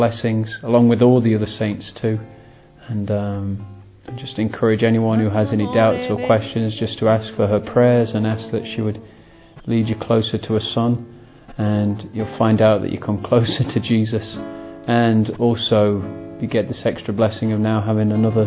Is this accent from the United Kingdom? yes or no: yes; England, United Kingdom; I'm English and age 32